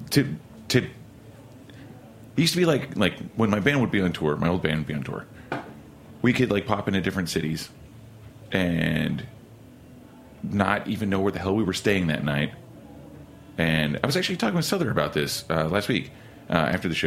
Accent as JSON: {"language": "English", "town": "Oklahoma City", "region": "Oklahoma", "country": "United States", "moved": "yes", "lives_now": "New York, United States", "said": "I'm from Oklahoma City"}